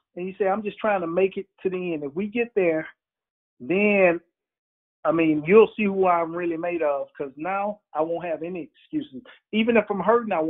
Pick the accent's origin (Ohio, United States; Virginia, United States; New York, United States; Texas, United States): Texas, United States; Houston; I'm from Houston